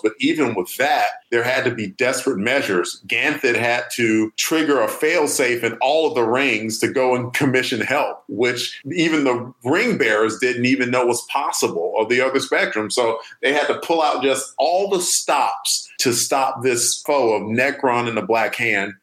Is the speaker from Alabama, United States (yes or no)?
yes; Alabama, United States; moved away as an adult; also born or lived in Odenton, Maryland; I'm from Alabama